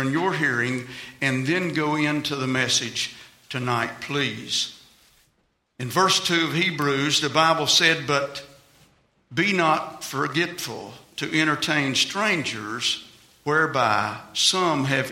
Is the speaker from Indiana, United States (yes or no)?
no; Virginia, United States; I'm from Virginia